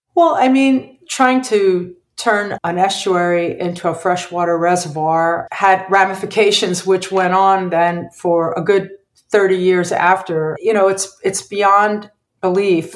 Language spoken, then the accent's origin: English; Philadelphia, Pennsylvania, United States; I grew up in Philadelphia. I was born there